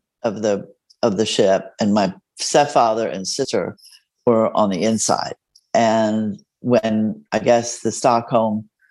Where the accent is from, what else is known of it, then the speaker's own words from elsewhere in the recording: Mexico; first language Spanish; English is a second language; now in San Antonio, United States; my first language is Spanish. I was born in Mexico.